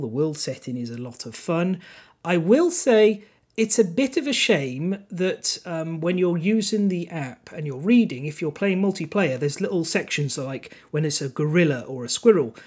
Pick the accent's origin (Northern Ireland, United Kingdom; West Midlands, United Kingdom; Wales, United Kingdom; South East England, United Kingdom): Wales, United Kingdom; Welsh; first language Welsh; English is a second language; My actual native tongue is Welsh